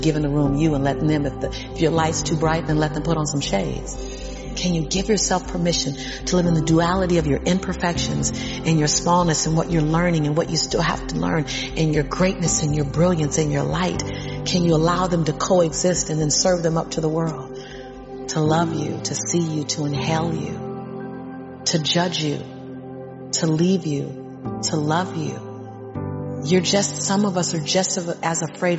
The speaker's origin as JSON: {"language": "English", "town": "Los Angeles", "region": "California", "country": "United States", "tie": "born or raised there", "said": "born and raised in South Central"}